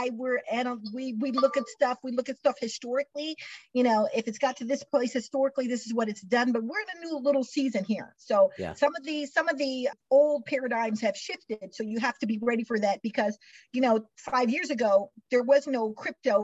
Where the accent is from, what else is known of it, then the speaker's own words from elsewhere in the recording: Missouri, United States; I'm from Missouri, grew up in Missouri, where talk is cheap